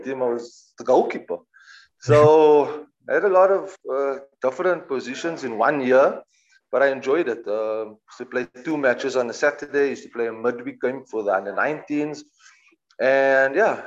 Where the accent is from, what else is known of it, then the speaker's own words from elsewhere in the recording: Cape Town, Western Cape, South Africa; moved away as an adult; also born or lived in Johannesburg, South Africa; now in London, United Kingdom; I'm started at the age of 7 at Bluebells in Cape Town